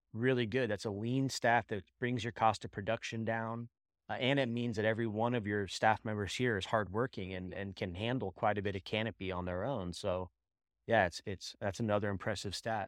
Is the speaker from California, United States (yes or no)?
yes; Bay Area, California, United States; I'm from the Bay Area too in the cannabis industry